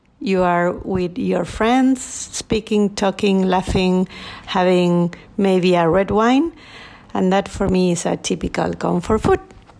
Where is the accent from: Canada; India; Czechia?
Czechia; English is a second language; I'm a food photographer. You can find me on Instagram as … I grew up in the Czech Republic, but I'm not a big fan of Czech cuisine